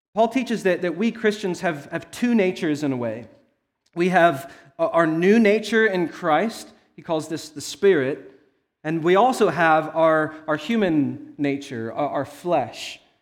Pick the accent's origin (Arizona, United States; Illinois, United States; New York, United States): Arizona, United States; I was born in Arizona